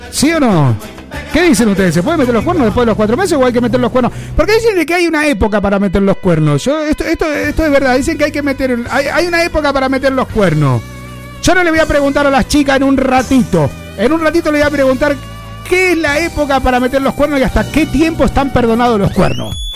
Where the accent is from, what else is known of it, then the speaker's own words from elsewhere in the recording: Barcelona, Catalonia, Spain; soy de Barcelona, quiero que por favor me ponga algo de ska.